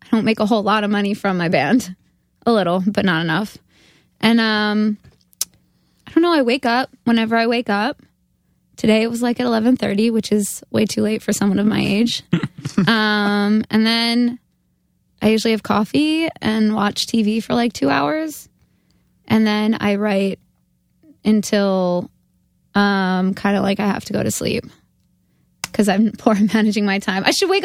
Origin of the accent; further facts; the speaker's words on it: Ramsey, New Jersey, United States; I'm from Ramsey, which is like north. I don't know. It's like a New York City suburb. Everyone's dad like commutes to the city there.